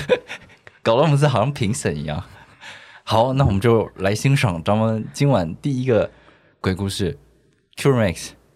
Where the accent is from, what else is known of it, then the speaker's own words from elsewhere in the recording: Taichung, Taiwan; 我也是台中人